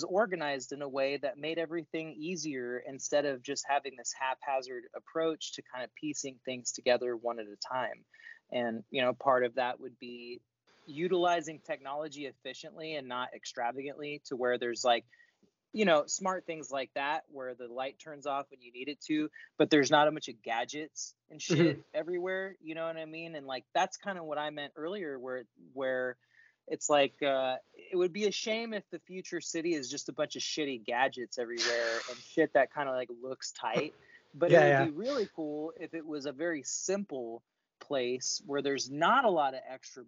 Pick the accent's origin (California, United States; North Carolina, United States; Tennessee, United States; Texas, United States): California, United States; Sacramento; when you and I were growing up in Sacramento